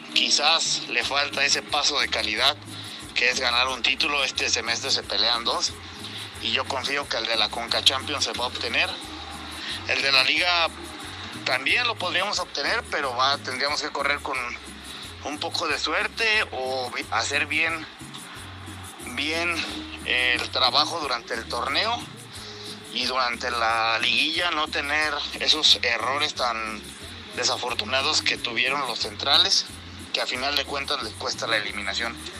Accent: Irapuato, Guanajuato, Mexico; el equipo de mi pueblo, de la ciudad de Irapuato

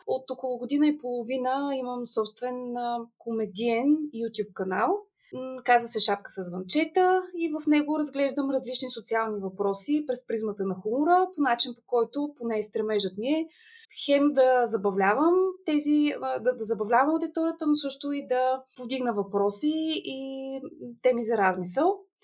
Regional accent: Gabrovo, Gabrovo Province, Bulgaria; also born or lived in Sofia; Аз съм родена в Габрово, тук съм завършила и средното си образование

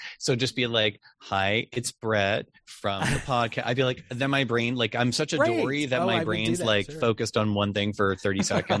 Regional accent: Massachusetts, United States; born there; I was born in outside of Boston, Massachusetts.

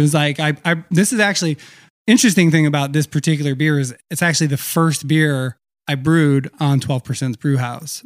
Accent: Meriden, Connecticut, United States; also born or lived in Vermont; I'm, I'm originally from Meriden, Connecticut. Uh, so kind of like, I guess, the crossroads of Connecticut. Uh, technically the Silver City of of, uh, I think Connecticut too, or something like that. Anyway, so, uh, I grew up there

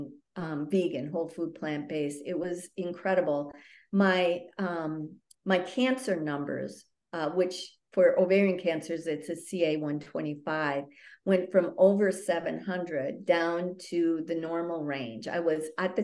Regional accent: northern Wisconsin, United States; I'm a cheesehead from Wisconsin.

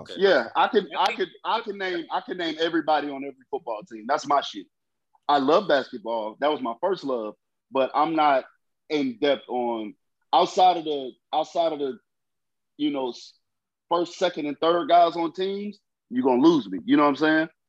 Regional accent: Philadelphia, Pennsylvania, United States; I'm from Philly, bro. The Liberty Bell is dear to my heart

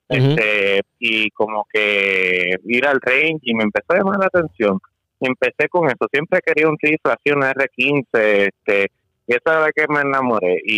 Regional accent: Puerto Rico; now in Florida, United States; yo, este, como dije, soy boricua, este, y me mudé aquí para Florida

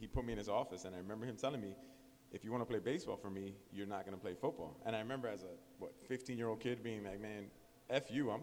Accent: Miami, Florida, United States; also born or lived in Cleveland, Ohio; I was a Westchester kid. I grew up and then went to Columbus

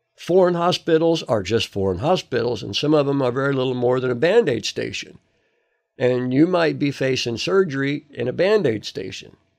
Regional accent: United States; moved away as an adult; I'm from America

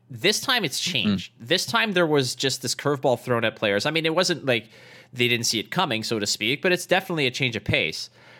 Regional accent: Toronto, Ontario, Canada; The Canadian Nationals, like, so I'm from Toronto. I qualified for Nationals.

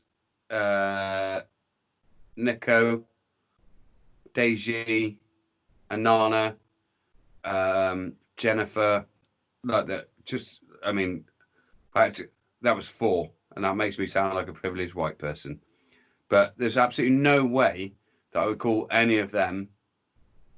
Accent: England, United Kingdom; I'm brown in disguise and I'm English.

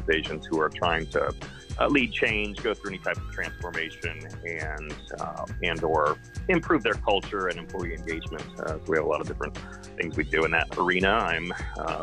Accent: Dallas, Texas, United States; moved away as an adult; also born or lived in Oxford, England; now in California, United States; I grew up in Dallas, Texas. I live in California now, but I still claim to be a Texan.

